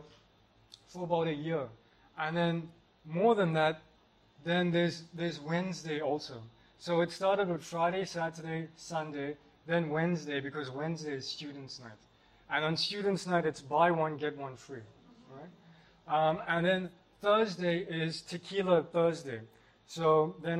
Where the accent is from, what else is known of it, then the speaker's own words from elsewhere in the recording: Port Shepstone, KwaZulu-Natal, South Africa; moved away as an adult; I grew up in South Africa in a little surf community called Port Shepstone